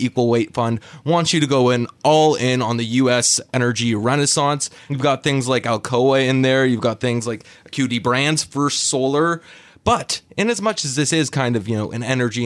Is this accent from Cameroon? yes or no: no; Canada; moved away; as you will be able to tell at some point from my accent, originally from Canada